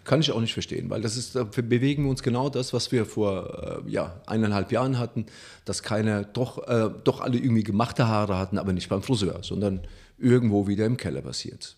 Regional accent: Italy; now in Germany; ich als Italiener

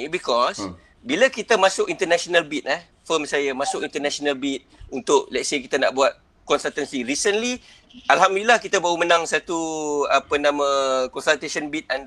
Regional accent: Kedah, Malaysia; aku orang Kedah

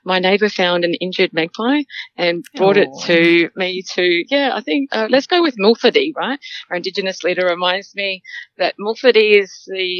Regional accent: Limpopo, South Africa; also born or lived in Lebanon mine near Johannesburg, South Africa; now in Australia; I was born in South Africa, and come from a farm, 250-acre farm, bordering Botswana, Mozambique, and Zimbabwe.

